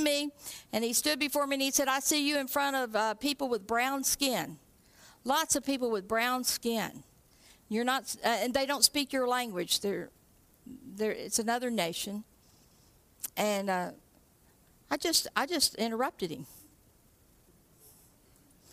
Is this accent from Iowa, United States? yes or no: no; Texas, United States; moved away as an adult; now in Canada; I'm from Texas